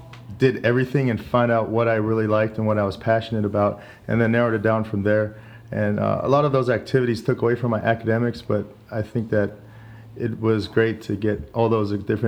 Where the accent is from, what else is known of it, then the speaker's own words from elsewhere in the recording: Union City, California, United States; moved away as an adult; also born or lived in San Mateo, California; now in Santa Cruz, United States; Born in San Mateo, California. Grew up in the East Bay in Union City, and now I reside in Santa Cruz.